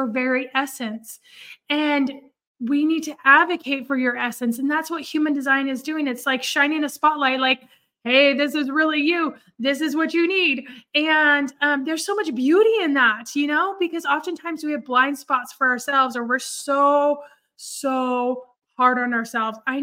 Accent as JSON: {"language": "English", "region": "Oregon", "country": "United States", "tie": "born or raised there", "also_born_or_lived": "California", "moved": "as an adult", "lives_now": "Dallas, United States", "said": "I grew up in Oregon. I grew up a little bit in California. Honestly, we moved when I was 13, but I really consider Oregon my home"}